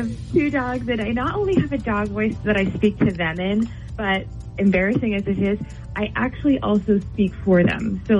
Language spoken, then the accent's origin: English; Rochester, New Hampshire, United States; from Rochester.